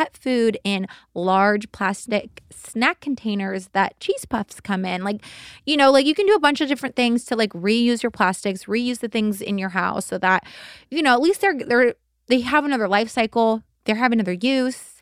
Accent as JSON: {"language": "English", "town": "Simi Valley", "region": "California", "country": "United States", "tie": "born or raised there"}